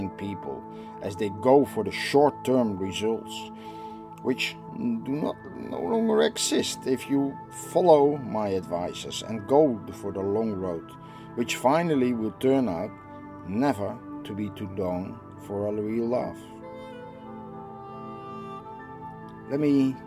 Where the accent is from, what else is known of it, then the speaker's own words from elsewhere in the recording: Netherlands; I am from the Netherlands